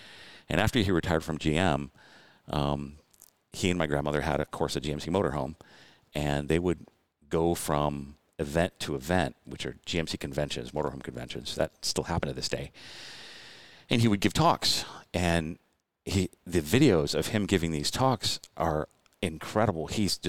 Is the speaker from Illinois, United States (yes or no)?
no; Detroit, Michigan, United States; moved away; I was born in Detroit, north of Detroit